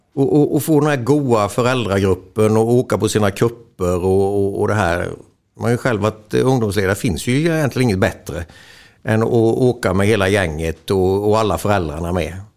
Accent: Småland, Sweden; vi är ju smålänningar

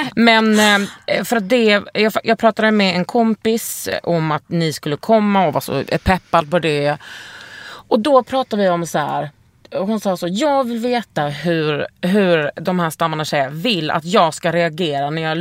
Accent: Lund, Skåne, Sweden; Jag är uppvuxen i Lund

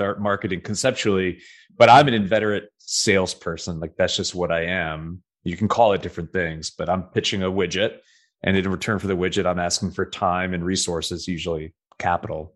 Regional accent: Nashville, Tennessee, United States; Nashville, Tennessee, my hometown

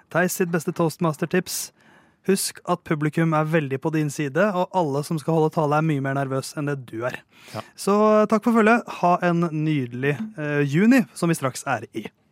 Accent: Norway; jeg er jo norsk

